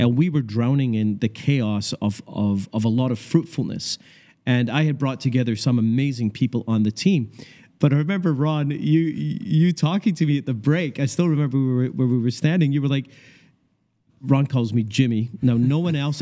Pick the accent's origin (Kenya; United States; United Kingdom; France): United Kingdom; Scotland; moved away; also born or lived in Canada; I grew up in Scotland